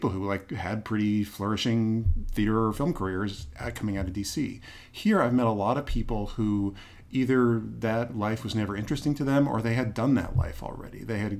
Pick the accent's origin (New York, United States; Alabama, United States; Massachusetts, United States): Massachusetts, United States; Boston; also born or lived in Washington, D.C.; now in Durham, United States; I grew up in Boston.